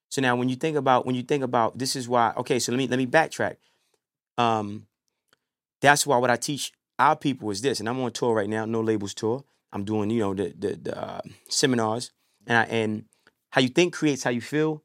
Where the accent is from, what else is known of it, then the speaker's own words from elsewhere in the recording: New York City, New York, United States; From New York. You know, I mean, I bounced back and forth growing up, you know, um, Brooklyn, Harlem